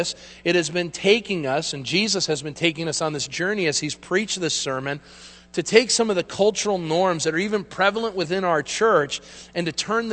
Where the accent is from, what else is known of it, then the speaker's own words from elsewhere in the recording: United States; as Americans